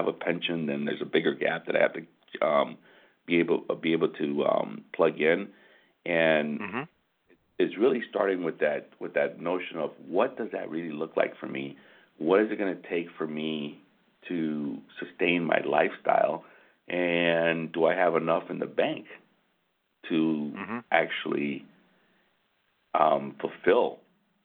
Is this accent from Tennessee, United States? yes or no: no; Michigan, United States; we're from Michigan